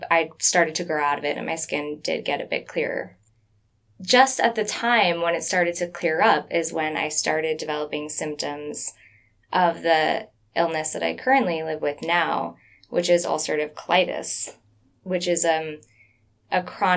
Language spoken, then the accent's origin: English; South Florida, United States; growing up in South Florida